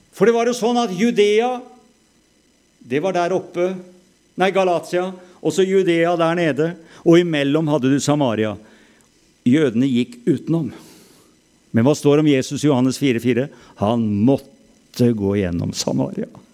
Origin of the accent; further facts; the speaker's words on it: Norway